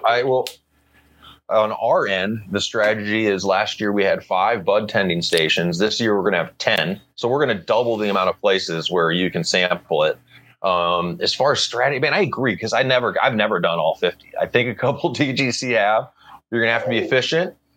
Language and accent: English; Missouri, United States; I grew up in Missouri, and the Mississippi River goes around there